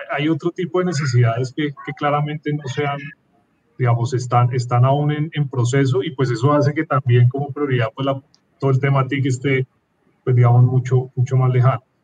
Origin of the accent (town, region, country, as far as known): Bogotá, Colombia